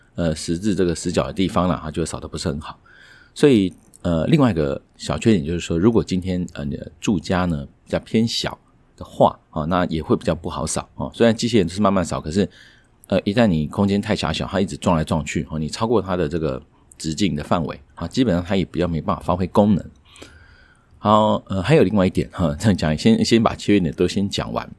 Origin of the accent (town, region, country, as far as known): Taiwan